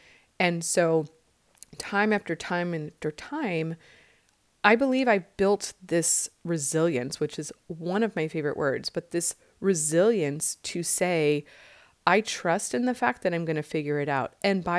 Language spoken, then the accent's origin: English; Midwest, United States; moved away as an adult; now in California, United States; Like I moved from the Midwest in 96 after I graduated college to California, literally not having a job